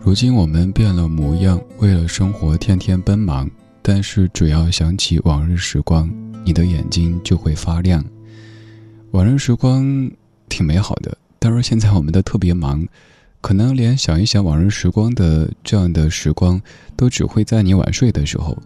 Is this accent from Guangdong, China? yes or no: no; Chengdu, Sichuan, China; moved away; 我的家乡那座城市